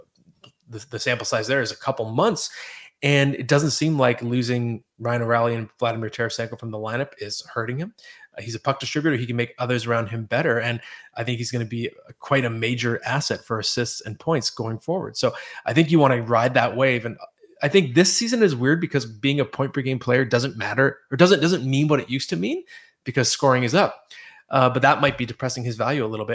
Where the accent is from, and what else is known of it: Oakville, Ontario, Canada